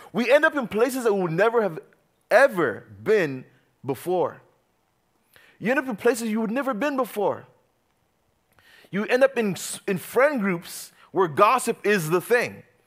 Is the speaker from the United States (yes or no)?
no; Uganda; moved away; I grew up in Uganda.